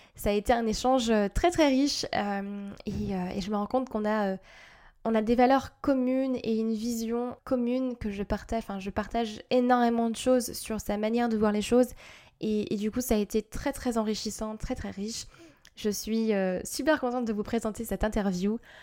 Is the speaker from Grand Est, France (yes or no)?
yes; Strasbourg, Grand Est, France; chez nous à Strasbourg